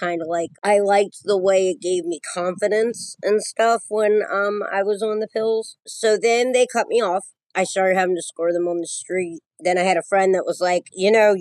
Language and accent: English; Maryland, United States; I'm from Maryland. I live about 45 minutes from Baltimore, about 45 minutes from Philly.